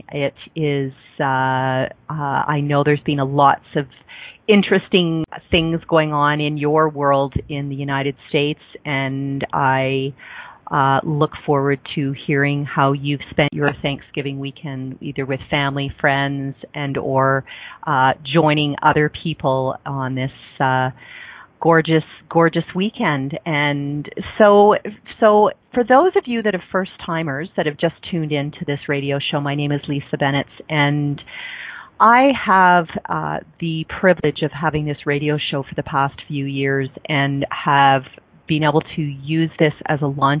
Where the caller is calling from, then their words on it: Calgary, Alberta, Canada; I'm calling in from Calgary, Alberta, Canada